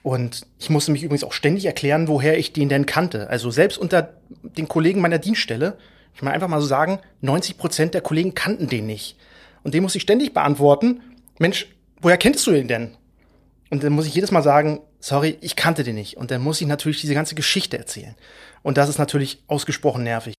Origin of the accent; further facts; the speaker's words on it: Mecklenburg-Vorpommern, Germany; now in Berlin, Germany; ich bin stolzer Mecklenburger und lebe und arbeite in Berlin